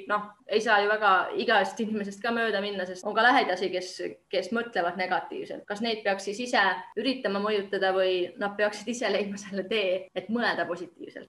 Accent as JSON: {"language": "Estonian", "country": "Estonia", "moved": "yes", "lives_now": "Finland", "said": "mina olen eestlane"}